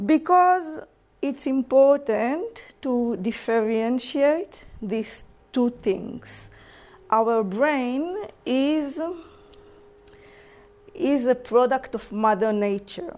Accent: Israel; English is a second language; moved away as an adult; now in New Zealand; I'm from Israel, as you can hear in my accent.

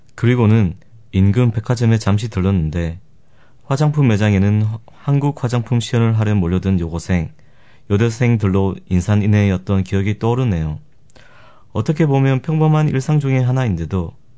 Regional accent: Gyeongsang, South Korea; accent: Gyeongsang dialect; 제가 경상도 출신이라 사투리도 많이 쓰고

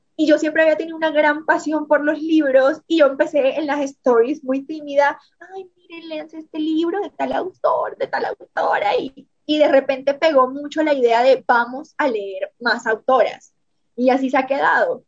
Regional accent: Montelíbano, Córdoba, Colombia; accent: costeño; moved away as an adult; also born or lived in Barranquilla / Medellín; now in Mexico; nací en Montería, Córdoba, crecí en Montelíbano, Córdoba

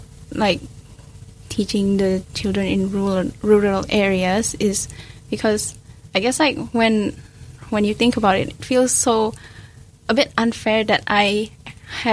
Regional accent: Medan, North Sumatra, Indonesia; now in New Zealand

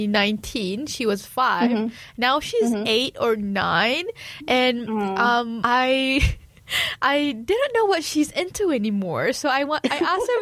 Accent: Malaysia; now in New Zealand; being Malaysian

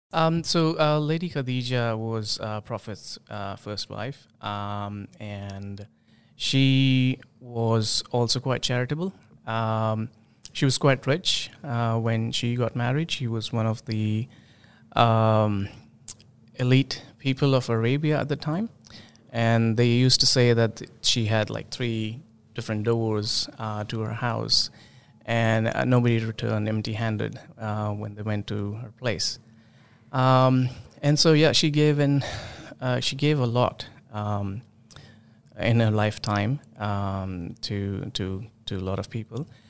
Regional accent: India; moved away as an adult; now in New Zealand; originally, I came from India. In two thousand seven, we, my wife and I both came as, as, like, students

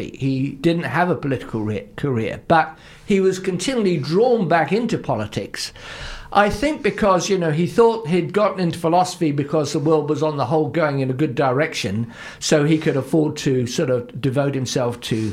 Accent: Luton, East of England, United Kingdom; moved away as an adult; now in New Zealand; I'm originally English, and I come from one of the least distinguished towns in all of England, Luton

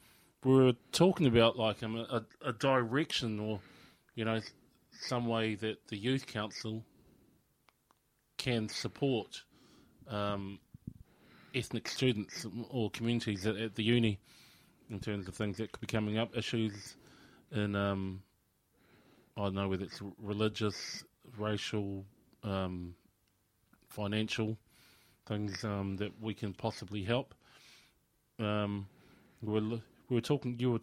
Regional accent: Invercargill, Southland, New Zealand; now in Dunedin, New Zealand; I was brought up in Invercargill

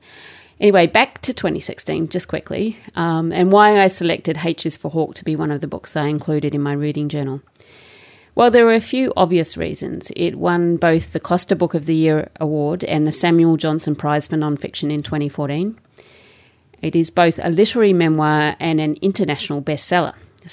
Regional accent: Melbourne, Victoria, Australia; It's basically the culture that I grew up in Melbourne, in suburban Melbourne in Australia.

